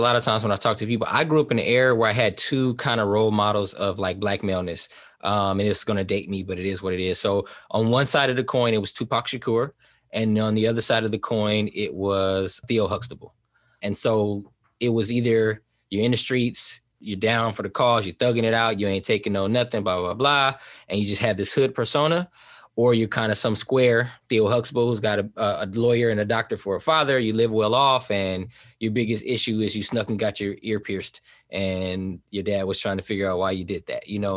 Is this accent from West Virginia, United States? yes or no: no; Oakland, California, United States; also born or lived in East Saint Louis, Illinois; originally from East Saint Louis, Illinois, that's where I was born, uh, but I was brought up in Southern California, and I feel like I was raised in, like, the Bay Area, Oakland, California